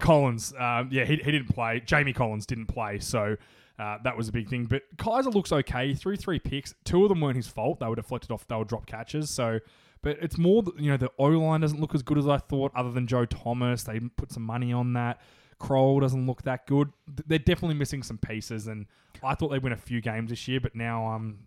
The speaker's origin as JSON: {"language": "English", "country": "Australia", "accent": "Aussie", "said": "my Aussie accent"}